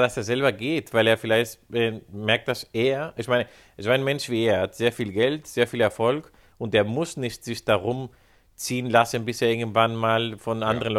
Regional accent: Spain; Als, Spanier

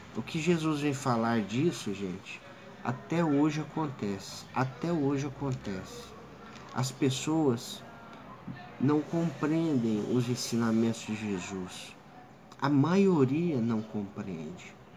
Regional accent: Sacramento, Minas Gerais, Brazil; moved away as an adult; also born or lived in Uberaba; now in São José do Rio Preto, Brazil; Eu sou mineiro, de Uberaba, de Sacramento vizinho de Uberaba.

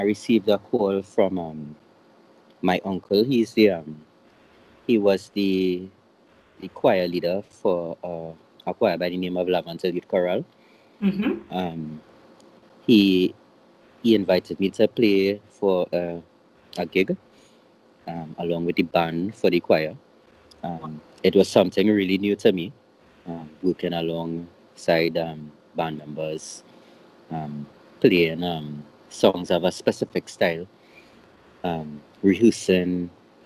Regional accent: Trinidad & Tobago; I'm also from the beautiful island of Trinidad

